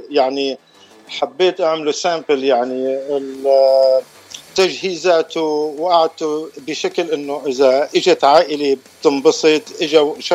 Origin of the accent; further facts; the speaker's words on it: Damascus, Damascus Governorate, Syria; now in United States; أنا من سوريا من دمشق آه، آه، وصلت لأمريكا بال 1989 صار لي خمسة إيه، صار لي 35 سنة يعني.